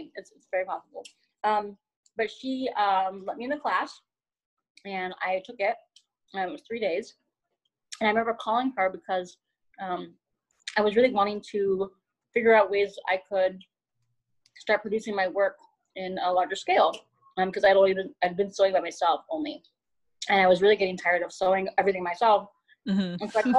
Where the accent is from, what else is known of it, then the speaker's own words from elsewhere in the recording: Guatemala; Yeah, I mean, for me personally, my family is from Central America. I'm from Guatemala.